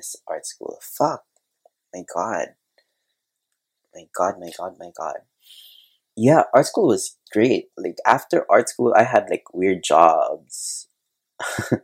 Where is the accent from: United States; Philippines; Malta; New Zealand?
Philippines; Cebu City, Central Visayas; also born or lived in Manila; I'm from Cebu. I studied art school in Manila